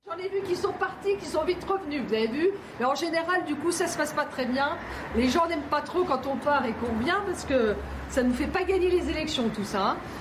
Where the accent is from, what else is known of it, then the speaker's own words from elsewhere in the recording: France; je suis française